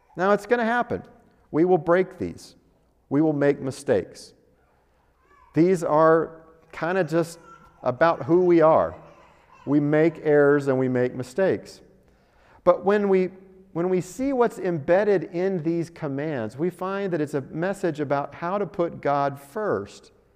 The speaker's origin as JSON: {"language": "English", "town": "Denver", "region": "Colorado", "country": "United States", "tie": "born or raised there", "moved": "yes", "lives_now": "Albuquerque, United States", "said": "I grew up driving in Denver, where you've got the mountains"}